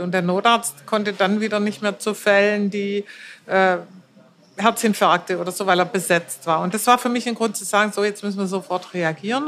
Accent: Germany; bei uns in Deutschland

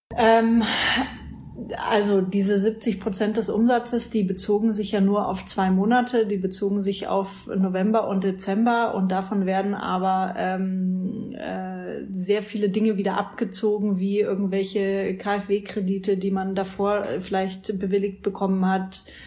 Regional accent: Franconia, Fürth/Nuremberg area, Bavaria, Germany; ich komme aus Franken, Fürth Nürnberg, die Ecke.

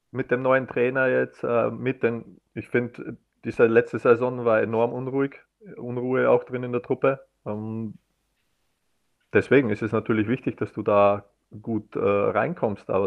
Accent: Austria; wir als Österreicher wünschen uns ja eigentlich auch, dass wieder so unter Anführungszeichen die Big Players sich da oben ja auch wieder matchen.

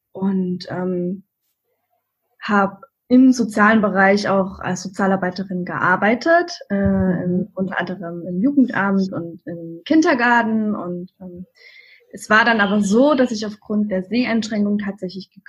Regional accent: Saxony, Germany; born there; now in Berlin, Germany

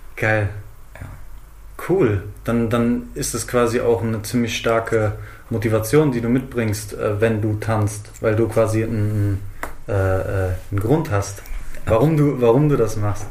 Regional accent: Frankfurt am Main, Hesse, Germany; Meine Heimatstadt ist unter Synonymen wie Frankfurt, Bankfurt, Manhattan oder Hauptstadt des Verbrechens bekannt.

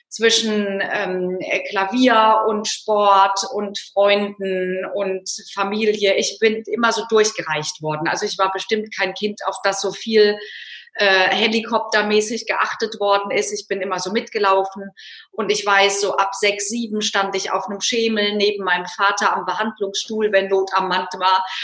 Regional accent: North Rhine-Westphalia, Germany; aufgewachsen im Rheinland. Äh, wenn jetzt Kölner zuhören, dann kriegen die die Krise in Düsseldorf, aber im Süden von Düsseldorf und damit irgendwie ja im Norden von Köln.

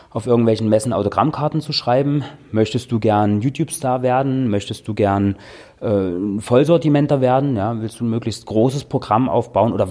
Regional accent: Dessau, Saxony-Anhalt, Germany; also born or lived in Austria / Berlin; Ja, ich komme aus Dessau, genau. Ich bin dort aufgewachsen, meine äh, Eltern wohnen dort und Garten und was weiß ich, ne, so.

